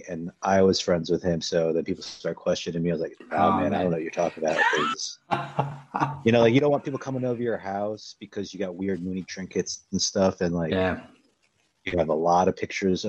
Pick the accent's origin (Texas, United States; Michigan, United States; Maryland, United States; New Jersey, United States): New Jersey, United States; also born or lived in Maine / Long Island / New York City; basically lived in Jersey